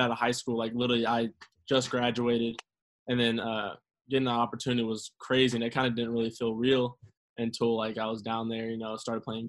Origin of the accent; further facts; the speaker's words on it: Oklahoma, United States; I'm from Oklahoma, and so I came back here with family and pretty much just stayed here the whole time